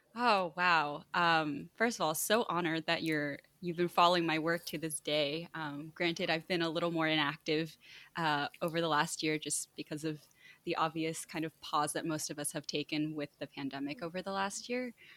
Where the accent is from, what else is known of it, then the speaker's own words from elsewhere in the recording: New Jersey, United States; they ended up moving to New Jersey, and that's where I was born and that's where I was raised